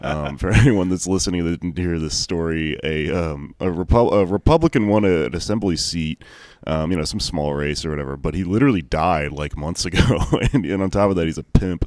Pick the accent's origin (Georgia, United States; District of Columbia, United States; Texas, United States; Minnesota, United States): Texas, United States; Houston; I grew up in Houston